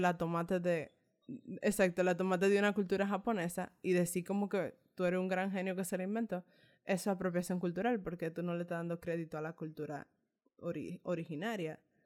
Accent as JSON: {"language": "Spanish", "country": "Dominican Republic", "said": "nosotros como latinoamericanos, específicamente como dominicanos, eh, somos una raza mezclada."}